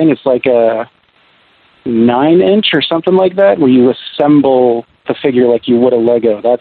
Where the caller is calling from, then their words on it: Seattle, Washington, United States; Seattle, Washington.